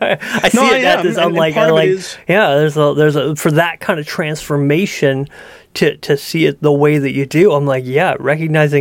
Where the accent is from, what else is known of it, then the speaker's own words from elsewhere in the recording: Canada; I'm a Canadian